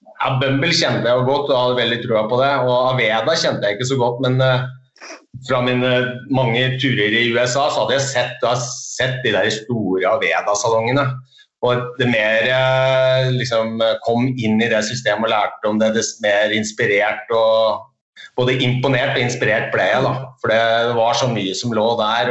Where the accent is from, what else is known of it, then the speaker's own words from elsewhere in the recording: Hamar, Innlandet, Norway; Du, det er i Hamar. Det er der jeg kommer fra.